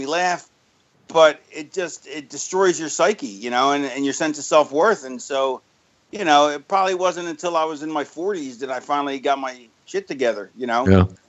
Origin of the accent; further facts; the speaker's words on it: Florida, United States; also born or lived in Philadelphia, United States; No, I lived in Florida. I grew up in Florida. I was born in Philly and lived there till I was 9.